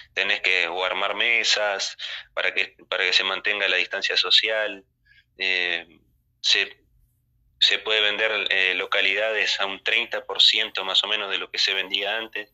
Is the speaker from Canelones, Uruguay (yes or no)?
no; Tacuarembó, Uruguay; nosotros somos de Tacuarembó